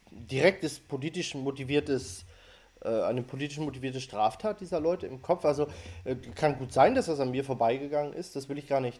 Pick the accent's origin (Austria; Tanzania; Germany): Germany; Northern Germany; ich bin natürlich tief enttäuscht von, vom von meiner Heimat, vom Norden mhm. Deutschlands.